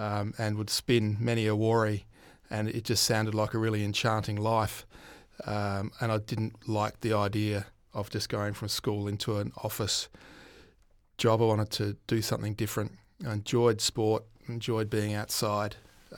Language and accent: English; Ceduna, South Australia, Australia; It was good, pretty simple. Sejuna, which is the eastern side of the fruit fly station on Highway 1, just when you jump off the Nullarbor heading east.